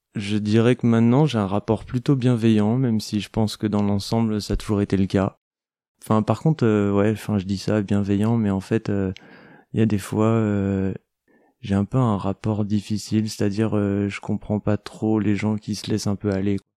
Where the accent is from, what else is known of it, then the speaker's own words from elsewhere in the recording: Aveyron, Occitania, France; also born or lived in Paris; now in Marseille, France; je suis originaire de l'Aveyron